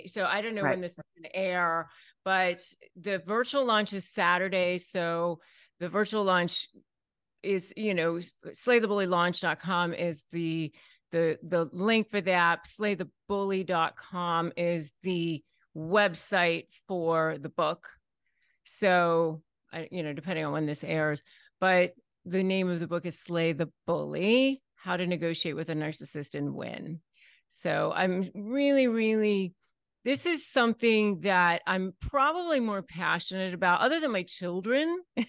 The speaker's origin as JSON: {"language": "English", "town": "McLean", "region": "Virginia", "country": "United States", "tie": "born or raised there", "said": "I was raised in McLean, Virginia."}